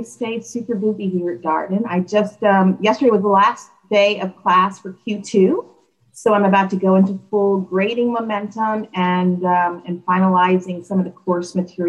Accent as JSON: {"language": "English", "town": "Philadelphia", "region": "Pennsylvania", "country": "United States", "tie": "born or raised there", "lives_now": "Charlottesville, United States", "said": "I am born and raised in Philadelphia."}